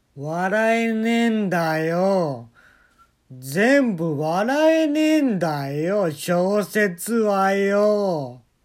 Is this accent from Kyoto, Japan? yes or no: yes; Kyoto, Japan; 私もあのー、京都で生まれ育ったもんですから